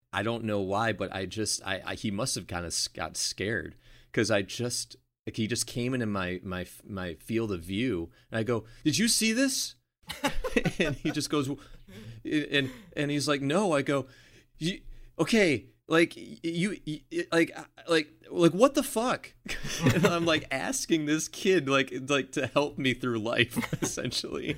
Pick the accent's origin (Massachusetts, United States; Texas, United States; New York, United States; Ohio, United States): New York, United States; Buffalo; growing up in Buffalo